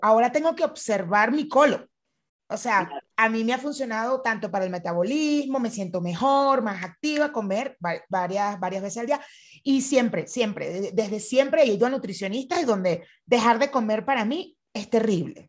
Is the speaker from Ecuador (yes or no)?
no; Venezuela; fui criada en Venezuela